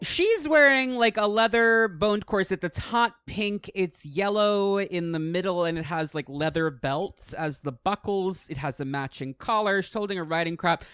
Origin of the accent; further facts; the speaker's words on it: New York, United States; moved away; I grew up in New York.